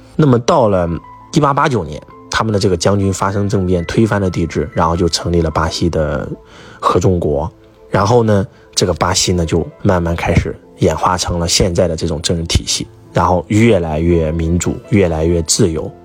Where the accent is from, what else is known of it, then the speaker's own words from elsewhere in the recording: Henan, China; 我们河南人